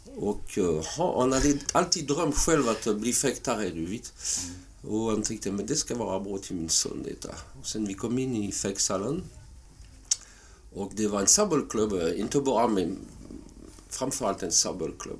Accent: southern France, France; Swedish is a second language; moved away as an adult; also born or lived in Paris, France / Halmstad, Sweden; now in Sweden; jag föddes i södra Frankrike

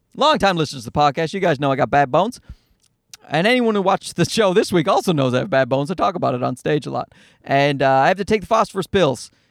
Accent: Newfoundland and Labrador, Canada; now in Toronto, Canada; I grew up in Newfoundland

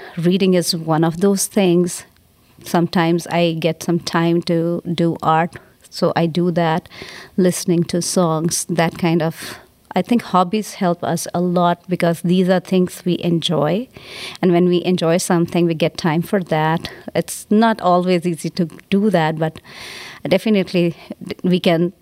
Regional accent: India; moved away; I'm from India

